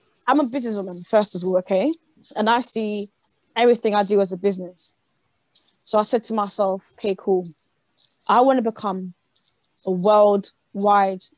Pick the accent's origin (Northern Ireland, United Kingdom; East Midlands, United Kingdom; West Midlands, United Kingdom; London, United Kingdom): London, United Kingdom; I'm from London.